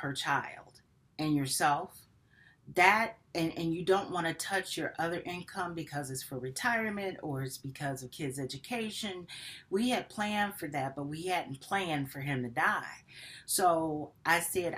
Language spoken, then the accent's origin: English; Detroit, Michigan, United States; moved away; I'm still from Detroit